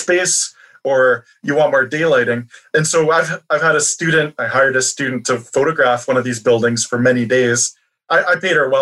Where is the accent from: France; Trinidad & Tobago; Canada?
Canada; Toronto, Ontario; my hometown of Toronto